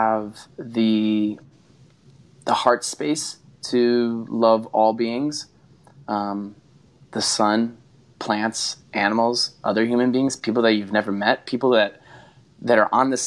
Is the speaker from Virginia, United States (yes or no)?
no; Connecticut, United States; growing up in Connecticut